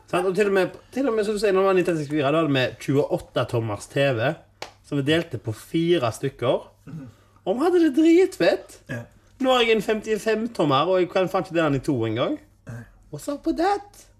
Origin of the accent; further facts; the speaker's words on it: Haugesund, Rogaland, Norway; jeg er fra Haugesund